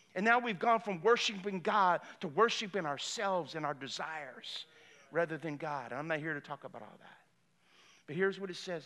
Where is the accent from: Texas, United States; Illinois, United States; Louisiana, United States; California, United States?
Louisiana, United States; Lafayette; I grew up in Lafayette, I went to Cathedral Carmel.